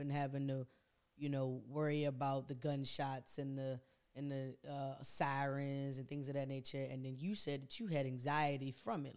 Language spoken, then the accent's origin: English; DC metropolitan area, United States; me being a product of the D M V area, mo-, mainly D C and then P G County